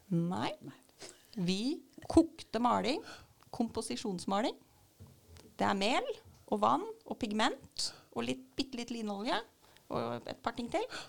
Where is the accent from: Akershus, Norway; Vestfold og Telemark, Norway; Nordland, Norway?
Vestfold og Telemark, Norway; Sannidal; jeg er fra Sandidal